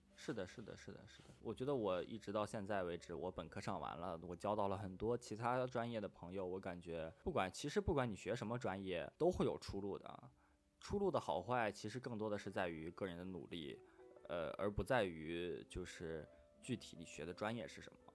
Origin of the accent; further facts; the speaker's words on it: northern China, China; moved away as an adult; also born or lived in Shanghai; 我从小一直生活在北方